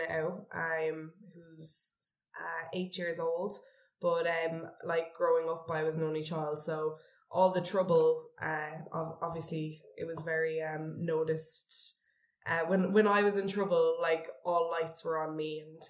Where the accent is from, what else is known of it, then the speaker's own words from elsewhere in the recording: Cork, Munster, Ireland; moved away as an adult; now in Vietnam; I come from Cork in Ireland.